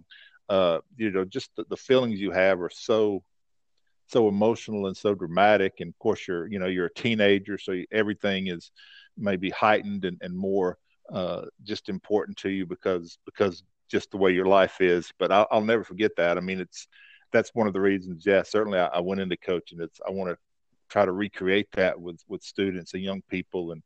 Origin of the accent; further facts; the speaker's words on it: North Carolina, United States; moved away as an adult; move back to North Carolina, my home state